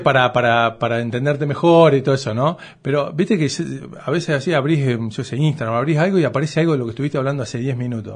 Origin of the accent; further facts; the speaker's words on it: Coronel Suárez, Buenos Aires Province, Argentina; soy nacido en Coronel Suárez